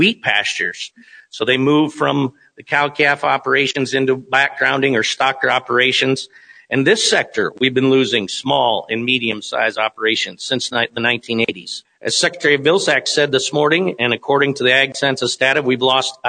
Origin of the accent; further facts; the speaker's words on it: Kimball, South Dakota, United States; Where I grew up in Kimball, there were 11 sale barns in a 100-mile radius of me in 1991.